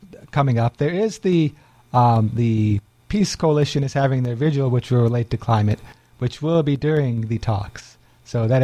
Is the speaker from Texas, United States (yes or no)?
no; Chicago, Illinois, United States; I grew up in Chicago as a Cubs fan